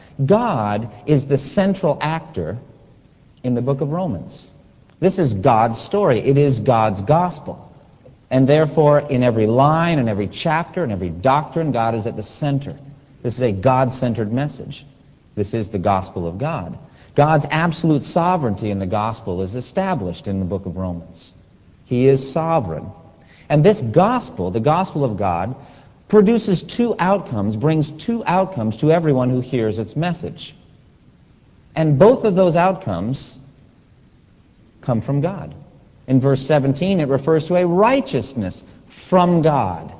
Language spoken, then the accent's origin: English; North Carolina, United States; We come from North Carolina. It's our home.